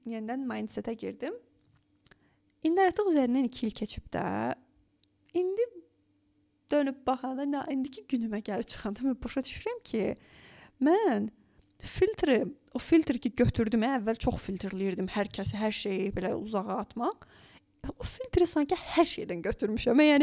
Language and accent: Azerbaijani; Azerbaijan; moved away as an adult; also born or lived in Baku; now in Germany; Mən düzdür, yəni Azərbaycandan gəlirəm.